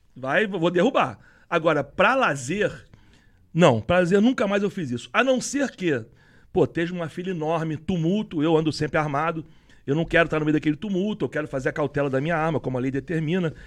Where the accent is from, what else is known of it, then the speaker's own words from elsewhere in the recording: Rio de Janeiro, Brazil; A gente é cascudo do Rio de Janeiro